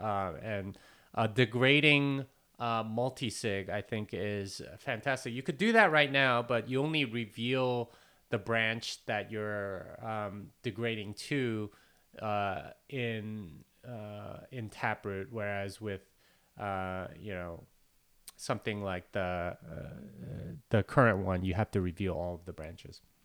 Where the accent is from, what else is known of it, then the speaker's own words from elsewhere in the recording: South Korea; I'm Korean